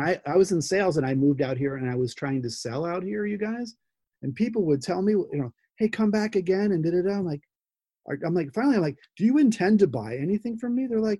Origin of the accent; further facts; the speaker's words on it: New Jersey, United States; part of me is Jersey, you know, I'm from New Jersey, and I kind of say what I think.